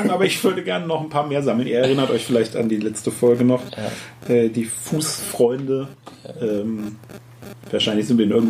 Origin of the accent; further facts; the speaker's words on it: Lower Saxony, Germany; Ich bin Niedersachse.